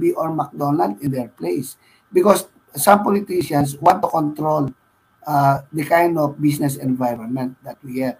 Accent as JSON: {"language": "English", "area": "Pampanga", "region": "Central Luzon", "country": "Philippines", "tie": "born or raised there", "also_born_or_lived": "Metro Manila", "moved": "yes", "said": "I am from Pampanga, and Pampanga is very consistent with the kind of mentality of the people. People are aggressive. People are competitive"}